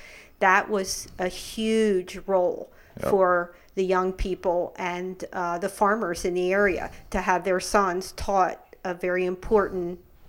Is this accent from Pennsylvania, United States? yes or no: yes; Lancaster County, Pennsylvania, United States; I'm from Lancaster County. So, no, we are not. We're Pennsylvania Dutch, but no Amish.